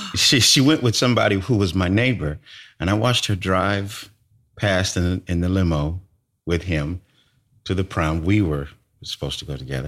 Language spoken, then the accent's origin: English; California, United States; moved away as an adult; also born or lived in Brooklyn; I moved away from California